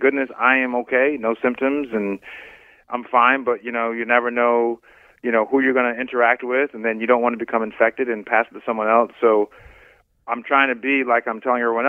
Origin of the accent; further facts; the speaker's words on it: United States; as an American